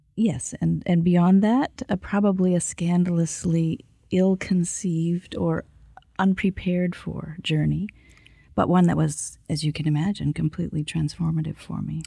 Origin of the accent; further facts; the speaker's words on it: Kimberley, British Columbia, Canada; I grew up next to what was then the world's largest lead and zinc mine in a class divided household